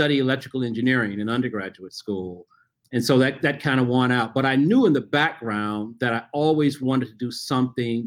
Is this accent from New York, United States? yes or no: no; Memphis, Tennessee, United States; I grew up in Memphis, Tennessee